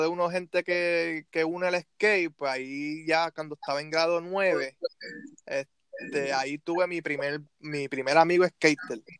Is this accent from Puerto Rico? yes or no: yes; Bayamón, Puerto Rico; soy de Bayamón